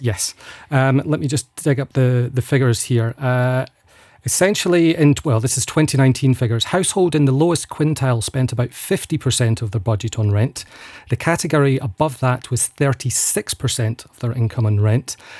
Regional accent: Falkirk, Scotland, United Kingdom; now in Luxembourg; I'm from Falkirk in central Scotland.

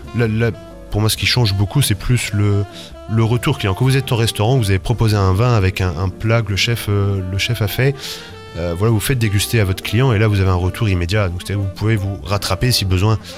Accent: Rennes, Brittany, France; moved away as an adult; also born or lived in Toulouse / New Zealand; en, Bretagne, à Rennes, d'où je suis, euh, originaire.

